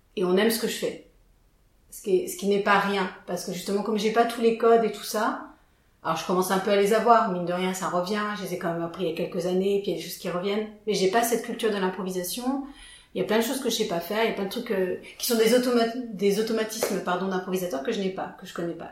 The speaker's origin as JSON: {"language": "French", "town": "Villefranche-sur-Saône", "region": "Auvergne-Rhône-Alpes", "country": "France", "also_born_or_lived": "Lyon", "said": "je viens de Villefranche-sur-Saône, petite bourgade, euh, ma foi fort sympathique"}